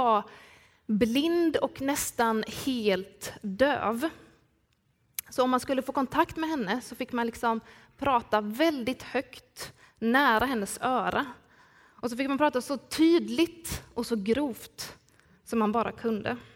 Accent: Skillinge, Skåne, Sweden; accent: Skåne; Ett par, tre somrar så jobbade jag på äldreboendet Ankaret nere i min hemby Skillinge.

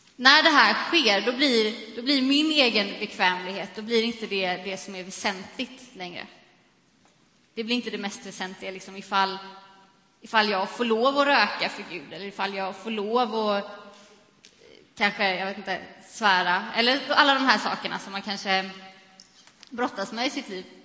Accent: Sweden; vi som svenskar

